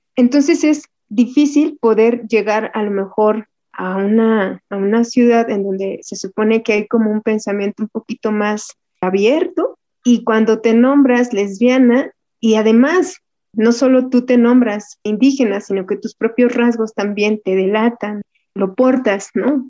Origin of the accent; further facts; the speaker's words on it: Santa Inés Ahuatempan, Puebla, Mexico; moved away as an adult; now in Mexico City, Mexico; Vengo de la Sierra Mixteca poblana, por allá en un pueblito que se llama Santa Inés Aguatempan. Desde chiquitita